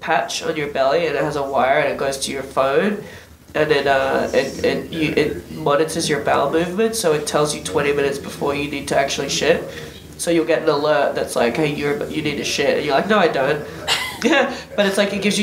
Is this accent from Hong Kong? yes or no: no; Australia; moved away as an adult; also born or lived in Dubai; now in United States